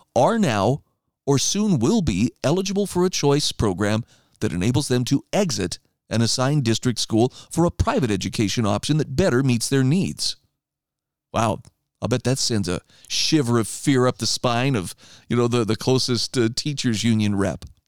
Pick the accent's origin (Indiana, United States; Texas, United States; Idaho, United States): Idaho, United States; moved away; my home state of Idaho